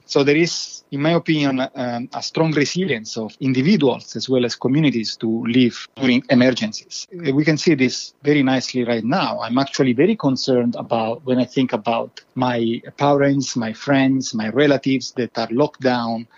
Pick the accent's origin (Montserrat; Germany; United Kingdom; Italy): Italy; now in Sweden; I'm originally from Italy